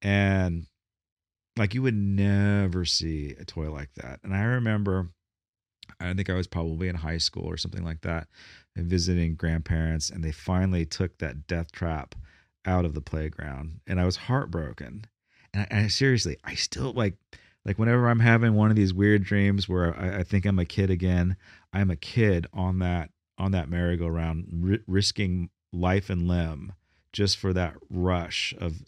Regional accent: Bakersfield, California, United States; born there; I can say this because I was born in Bakersfield.

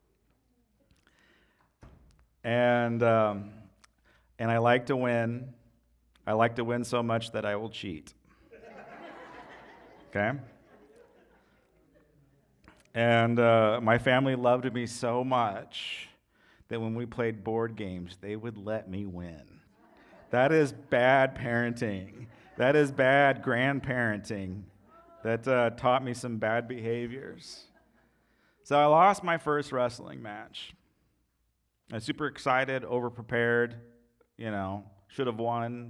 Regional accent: United States

